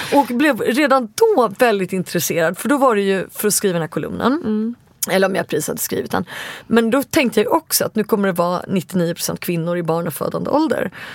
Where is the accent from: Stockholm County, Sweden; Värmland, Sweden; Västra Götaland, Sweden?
Stockholm County, Sweden; Stockholm; Jag är 40 år och bor i Stockholm, där jag är född och uppvuxen